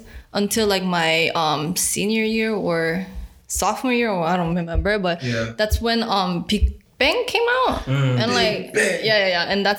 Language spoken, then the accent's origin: English; Florida, United States; born or raised there; moved away as an adult; now in South Korea